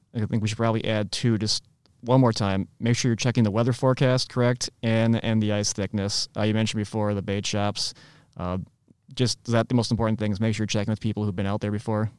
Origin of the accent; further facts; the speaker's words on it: Midwest, United States; I'm a Midwesterner through and through